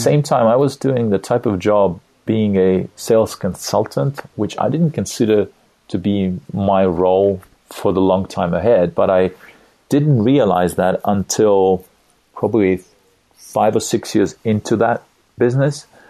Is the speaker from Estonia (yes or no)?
yes; Estonia; also born or lived in California, United States; I live in Tallinn, Estonia right now, a small Nordic country in Europe, Eastern Europe. I have a, a wife, a woman that I love, and three kids. I was born in Soviet Union